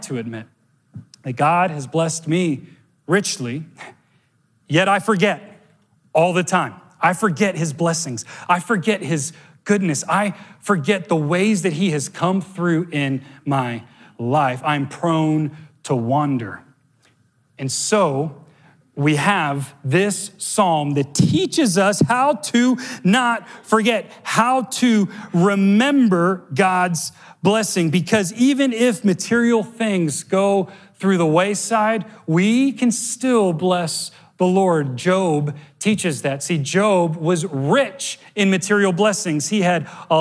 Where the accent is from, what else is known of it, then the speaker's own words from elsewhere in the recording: Miami, Florida, United States; I grew up in Miami, so it's like a unicorn island